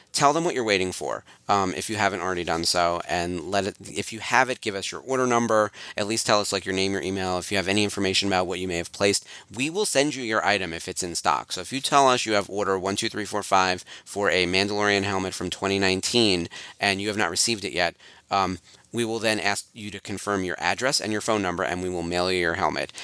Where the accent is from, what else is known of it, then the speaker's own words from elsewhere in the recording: New York, United States; I'm a New Yorker